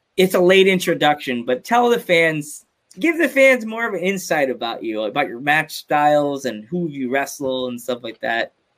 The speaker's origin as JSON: {"language": "English", "country": "United States", "said": "we're from America."}